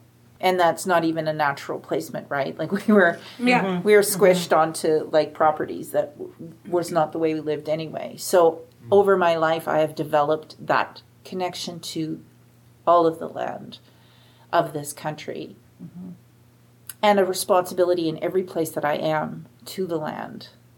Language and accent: English; Prince Albert, Saskatchewan, Canada; born there; Like, I was born here in Saskatchewan, Prince Albert, because my dad was teaching at the penitentiary.